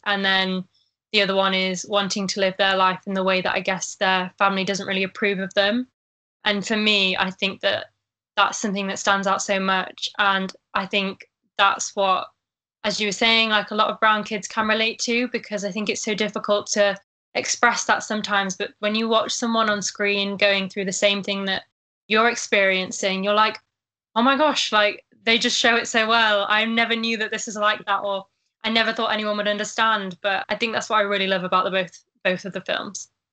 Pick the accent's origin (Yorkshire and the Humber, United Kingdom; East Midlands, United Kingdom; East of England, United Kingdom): Yorkshire and the Humber, United Kingdom; Sheffield; I'm from Sheffield